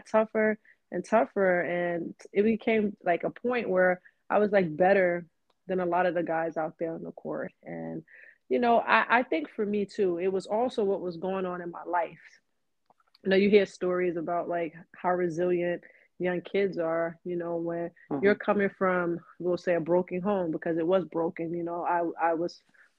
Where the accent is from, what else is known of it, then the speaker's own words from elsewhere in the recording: New York City, New York, United States; moved away as an adult; also born or lived in Knoxville, Tennessee; Grew up in Queens most of my life.